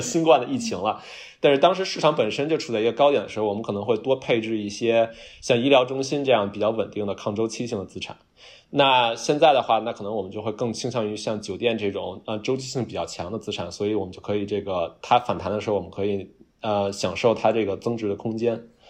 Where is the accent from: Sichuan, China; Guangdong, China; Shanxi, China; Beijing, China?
Beijing, China; accent: Beijing accent; moved away as an adult; now in New York, United States; 我反正是北京话的